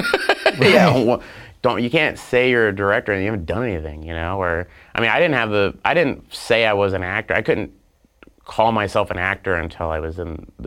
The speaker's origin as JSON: {"language": "English", "region": "Oklahoma", "country": "United States", "tie": "born or raised there", "moved": "as an adult", "said": "I'm from Oklahoma."}